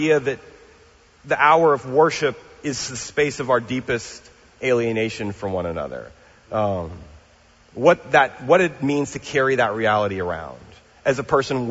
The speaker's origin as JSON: {"language": "English", "region": "the South", "country": "United States", "tie": "born or raised there", "said": "I was raised in the South. My family's from Mississippi."}